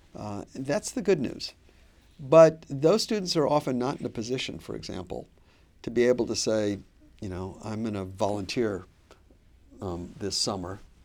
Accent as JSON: {"language": "English", "town": "Pontiac", "region": "Michigan", "country": "United States", "tie": "born or raised there", "moved": "as an adult", "lives_now": "Boston, United States", "said": "I grew up in Pontiac, Michigan, which is now the poorest city in the state of Michigan"}